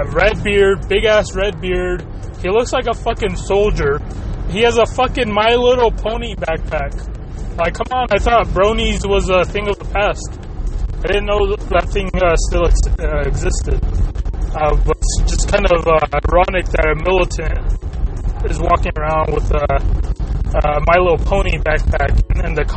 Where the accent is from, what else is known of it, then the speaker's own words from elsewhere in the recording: United States; first language Spanish; English is a second language; up till the age of three, basically, when I moved here to the United States.